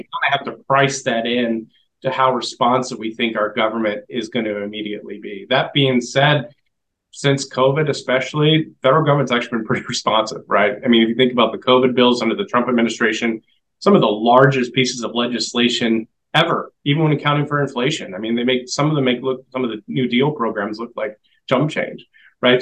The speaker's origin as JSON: {"language": "English", "region": "Washington", "country": "United States", "said": "I'm from Washington State"}